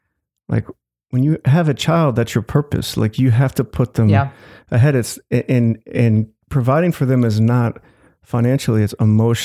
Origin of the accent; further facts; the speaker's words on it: Glencoe, Illinois, United States; now in Evanston, United States; I grew up in Glencoe, which has money. I wouldn't say I was in the wealthy, but, you know, definitely I had the privilege of growing up in that town.